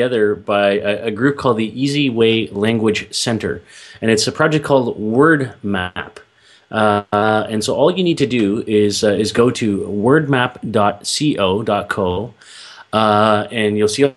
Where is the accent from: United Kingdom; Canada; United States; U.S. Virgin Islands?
Canada; I'm Canadian